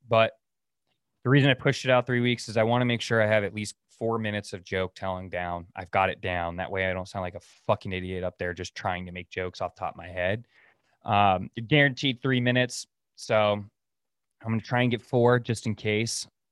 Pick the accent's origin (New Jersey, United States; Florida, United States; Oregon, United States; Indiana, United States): Oregon, United States; moved away as an adult; now in Dallas, United States; we're new to Dallas and they know we're from Oregon